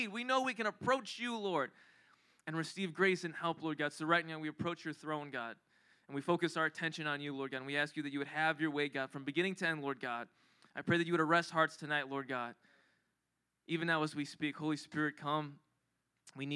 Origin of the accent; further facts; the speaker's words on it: Philippines; I'm Filipino